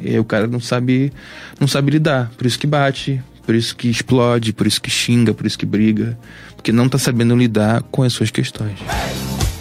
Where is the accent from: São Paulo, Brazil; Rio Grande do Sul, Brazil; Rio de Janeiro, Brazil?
Rio de Janeiro, Brazil; Baixada Fluminense; sou da Baixada Fluminense